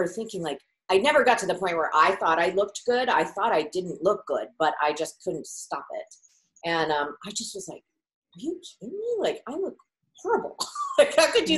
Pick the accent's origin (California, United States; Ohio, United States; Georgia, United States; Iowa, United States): California, United States; north of the Bay Area; I grew up in California, and north of the Bay Area